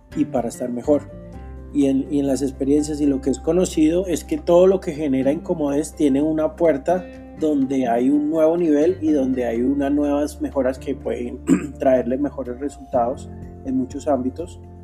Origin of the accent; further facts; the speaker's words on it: Bogotá, Colombia; nací en Bogotá, Colombia, hace 31 años